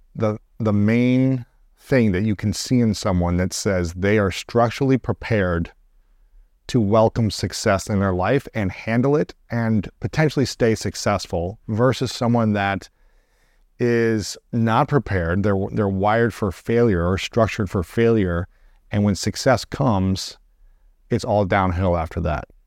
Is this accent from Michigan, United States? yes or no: no; Columbus, Ohio, United States; my hometown, so Columbus